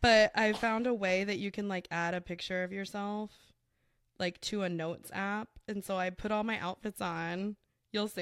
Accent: South Florida, United States; I claim South Florida as a whole is my hometown

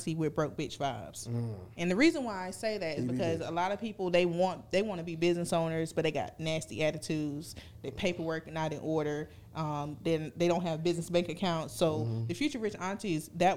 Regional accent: Fayetteville, United States; I'm from East Fayetteville

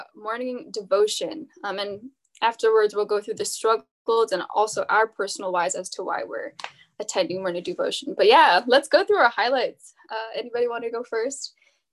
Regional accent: Bay Area, California, United States; I am from the Bay Area, California

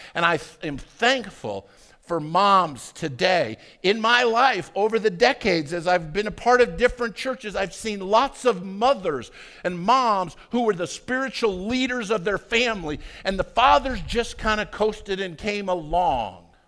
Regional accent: Arvada, Colorado, United States; I grew up in Arvada

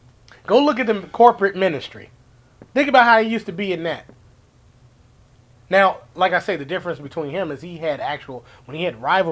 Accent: Canada; No, but you're right. I'm Canadian. Just saying.

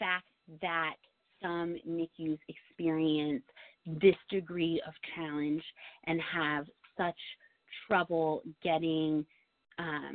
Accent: New York, United States; I'm a New Yorker through and through, this is my state

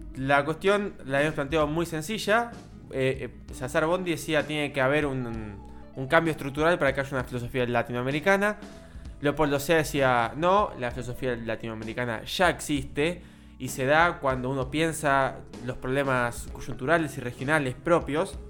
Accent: Argentina; nosotros, como argentinos

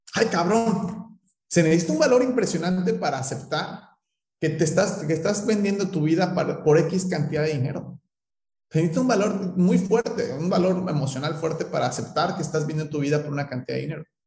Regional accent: Mexico

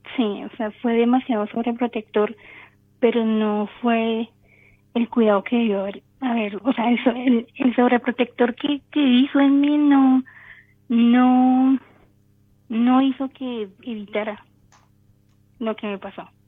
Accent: Bogotá, Colombia; yo soy de Colombia, Bogotá.

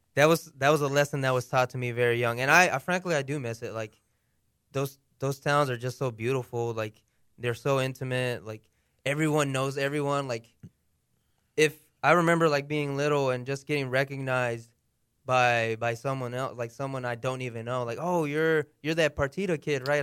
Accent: United States; accent: American; I was born here in America. Obviously, my par-, my parents were born in Mexico.

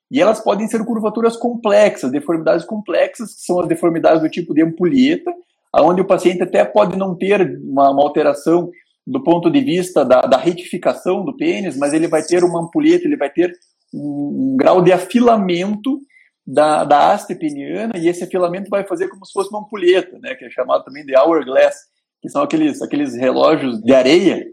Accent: the South, southern Brazil, Brazil; a gente aqui do Sul, eu sou alemão

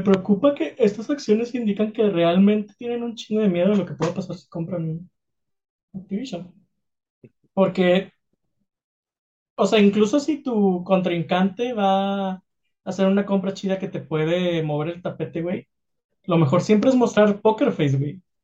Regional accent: Mexico; somos los mexicanos

